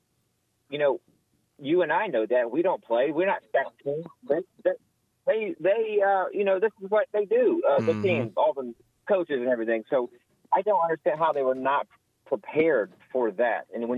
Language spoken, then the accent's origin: English; Auburn, Alabama, United States; so I grew up in Auburn